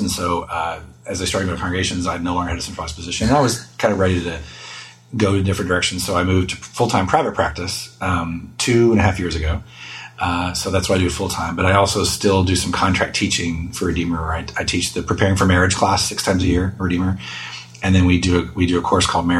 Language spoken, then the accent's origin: English; Texas, United States; moved away as an adult; also born or lived in Chicago / New York City; I grew up in Texas, so it's great to be back. I have not lived back in Texas, though, for almost 19 years now